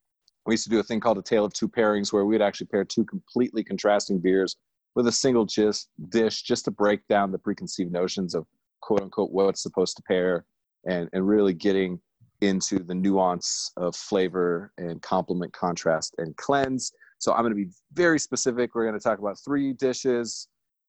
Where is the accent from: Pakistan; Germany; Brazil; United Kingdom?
Germany; I grew up in Germany